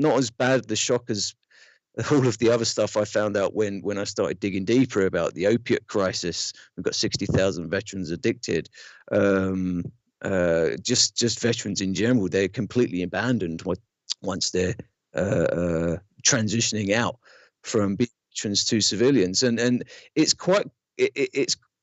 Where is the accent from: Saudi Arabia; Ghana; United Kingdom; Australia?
United Kingdom; London; moved away as an adult; now in United States; growing up in London